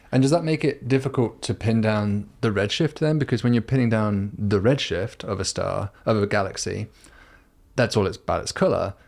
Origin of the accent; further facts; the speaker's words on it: United Kingdom; I'm a Brit